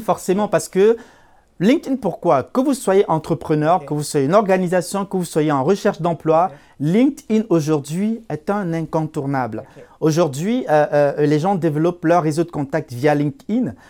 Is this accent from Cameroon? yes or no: yes; Cameroon; moved away as an adult; now in Canada; je suis d'origine euh, africaine, plus précisément, je viens du Cameroun. J'ai émigré au, Canada il y a, en, 2015